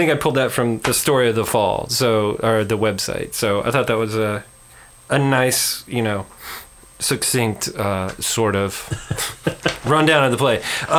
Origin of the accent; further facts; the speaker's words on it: Midwest, United States; I grew up in the Midwest.